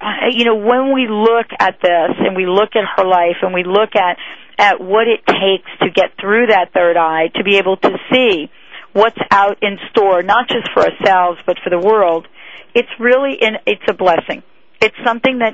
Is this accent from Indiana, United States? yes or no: no; New York City, New York, United States; I'm a girl from the Bronx